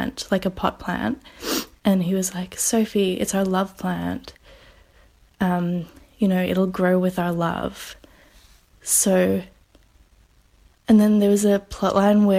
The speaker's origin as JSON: {"language": "English", "country": "Australia", "said": "I'm from Australia"}